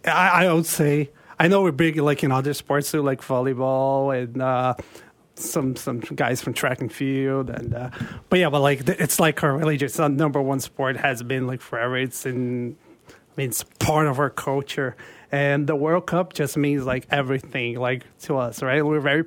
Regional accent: Brasilia, Federal District, Brazil; moved away; also born or lived in Rio de Janeiro; I'm from Rio originally, but I grew up in Brasilia. That's where I study spent most of the time. That's the capital, though.

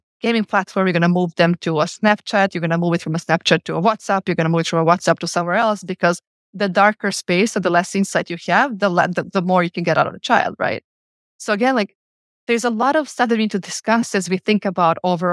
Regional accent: Podgorica, Montenegro; moved away as an adult; now in Geneva, Switzerland; growing up in Podgorica in the war years

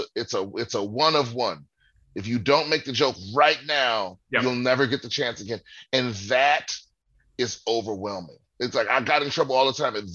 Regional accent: Prince George's County, Maryland, United States; moved away as an adult; also born or lived in Washington, D.C. / Los Angeles; I grew up in PG County, Maryland, in the foster care system.

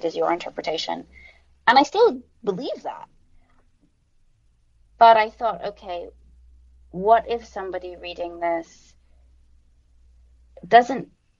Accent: London, United Kingdom; moved away as an adult; also born or lived in United States; I was raised in London

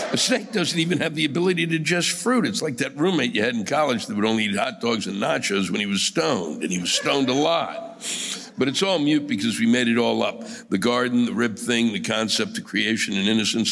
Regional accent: New York City, New York, United States

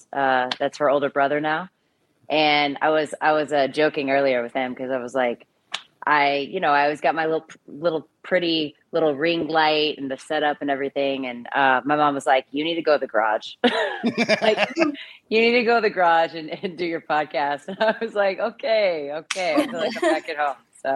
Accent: Austin, Texas, United States; now in New York, United States; Yeah. Or so what New York? I did my undergrad at UT in Austin. I did radio, television, film, and I started doing films in Austin, kind of, you know, indies and short films

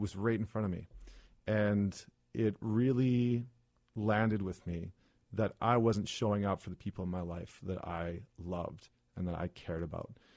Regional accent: Alberta, Canada; I grew up in Alberta, which is, as we all know, kind of like the Texas of Canada

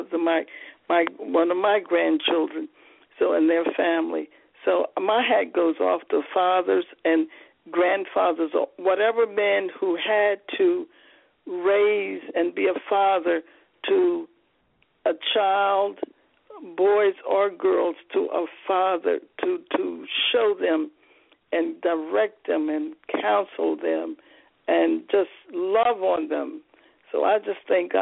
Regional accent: Charlotte, North Carolina, United States; when I was growing up in Charlotte, North Carolina

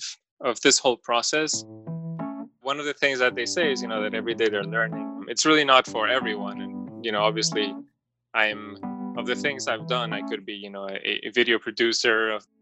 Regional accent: Madrid, Community of Madrid, Spain; also born or lived in Mexico / Miami / London; I also grew up, you know, around the world pretty much from Madrid.

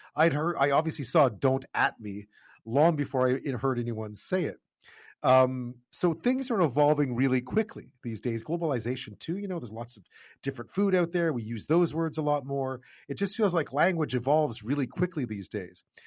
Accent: Montreal, Quebec, Canada; since I was a kid growing up in Montreal

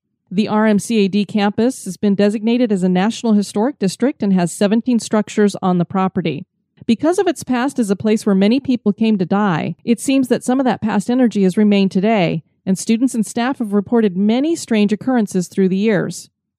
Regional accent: Colorado, United States; moved away; also born or lived in California / Florida; I moved to Colorado when I was six, too.

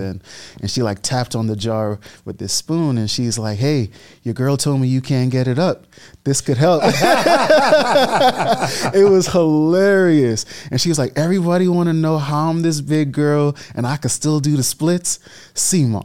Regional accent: Bahamas; moved away; I was born and raised in the Bahamas, which my country loved.

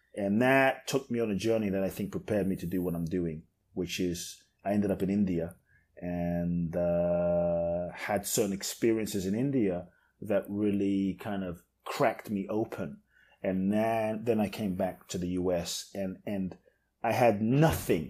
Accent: London, United Kingdom; moved away as an adult; also born or lived in Ghana / Mexico; now in United States; I grew up in London, in like the hood in London, in South wow. London.

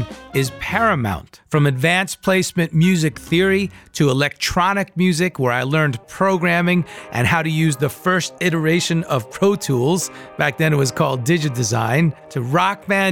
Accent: Long Island, New York, United States; moved away; growing up on Long Island

